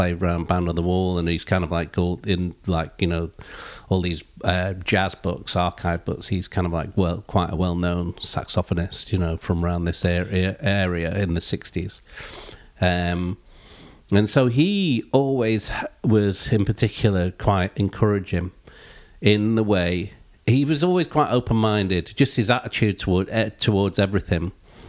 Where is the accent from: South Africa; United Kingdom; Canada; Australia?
United Kingdom; Chelmsford, East of England; But I was Chelmsford. I'm Chelmsford born and bred, really. So I bump into people all the time from Chelmsford